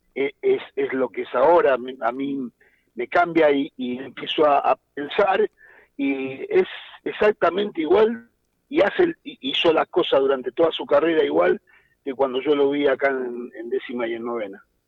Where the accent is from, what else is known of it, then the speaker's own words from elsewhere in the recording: Argentina; somos argentinos